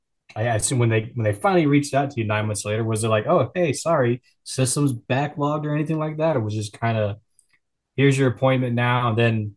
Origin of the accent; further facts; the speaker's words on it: Fayetteville, North Carolina, United States; moved away; I'm from Fayetteville, North Carolina